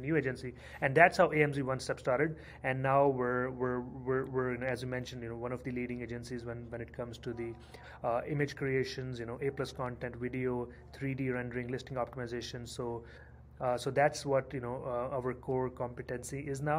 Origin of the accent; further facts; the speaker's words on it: India; moved away as an adult; now in Canada; I moved to Canada in 2010. I'm originally from India